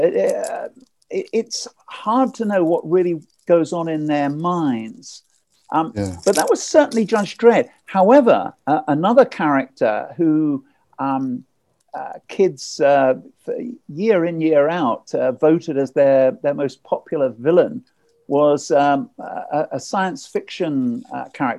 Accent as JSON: {"language": "English", "town": "Ipswich", "region": "East of England", "country": "United Kingdom", "tie": "born or raised there", "said": "my hometown, Ipswich"}